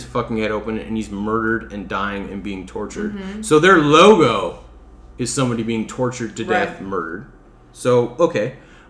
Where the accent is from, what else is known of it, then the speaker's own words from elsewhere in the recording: Midwest, United States; I'm from the Midwest.